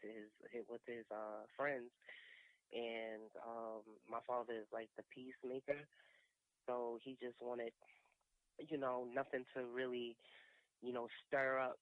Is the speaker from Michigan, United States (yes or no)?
no; New York City, New York, United States; I'm from Brooklyn